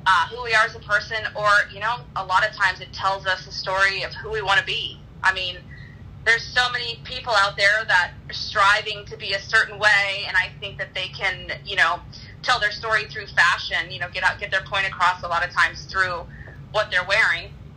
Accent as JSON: {"language": "English", "town": "Daytona Beach", "region": "Florida", "country": "United States", "tie": "born or raised there", "also_born_or_lived": "Wisconsin / California / Boca Raton, Florida", "moved": "as an adult", "said": "I grew up in Daytona Beach, Florida."}